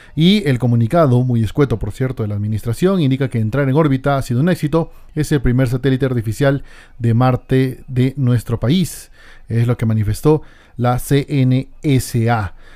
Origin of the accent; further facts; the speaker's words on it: Peru; en mi país, Perú